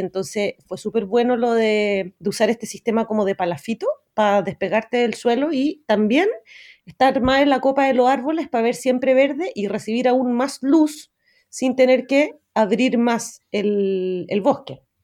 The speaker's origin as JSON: {"language": "Spanish", "town": "Santiago", "region": "Santiago Metropolitan Region", "country": "Chile", "tie": "born or raised there", "said": "crecí en Santiago de Chile y fui a un colegio normal, inglés"}